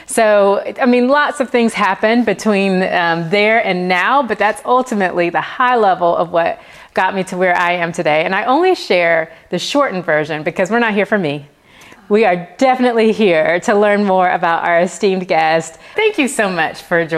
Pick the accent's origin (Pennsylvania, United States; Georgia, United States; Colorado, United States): Georgia, United States; Atlanta; now in Charlotte, United States; I grew up in Northeast Atlanta in the suburbs